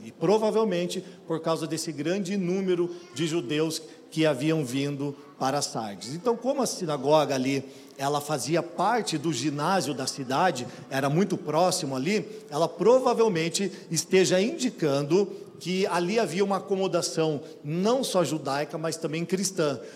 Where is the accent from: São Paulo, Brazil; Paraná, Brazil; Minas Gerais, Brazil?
Paraná, Brazil; Curitiba; eu sou curitibano mesmo